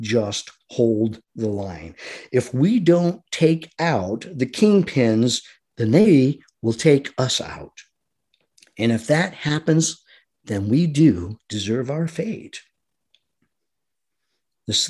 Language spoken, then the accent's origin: English; United States; I am an American citizen